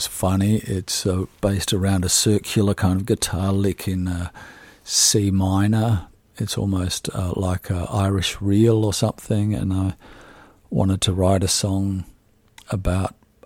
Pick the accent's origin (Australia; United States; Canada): Australia; about being an Australian artist